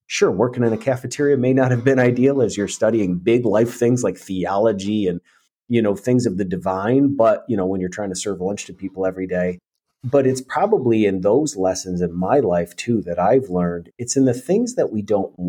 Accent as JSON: {"language": "English", "region": "New York", "country": "United States", "tie": "born or raised there", "lives_now": "Tennessee, United States", "said": "I think I appreciate where I came from, but I also realize that, you know, a lot of where we grew up"}